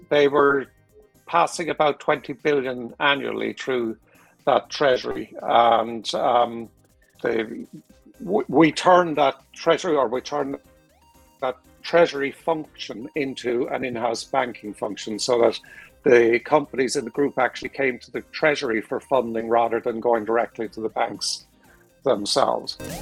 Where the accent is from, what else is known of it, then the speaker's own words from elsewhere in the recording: Ireland; moved away as an adult; also born or lived in United States / Singapore / Philippines; I'm Irish.